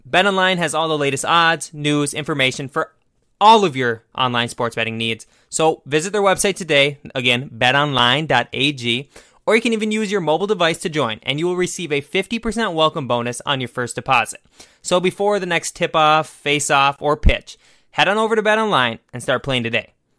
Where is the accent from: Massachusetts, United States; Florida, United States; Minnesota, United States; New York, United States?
Minnesota, United States; I'm from Minnesota.